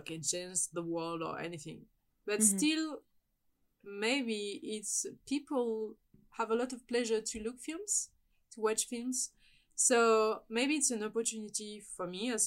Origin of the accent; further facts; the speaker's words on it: France; as a French